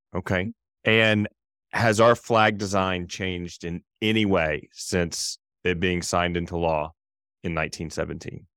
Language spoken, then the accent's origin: English; Brookhaven, Mississippi, United States; now in Jackson, Wyoming, United States; I grew up in a town called Brookhaven, Mississippi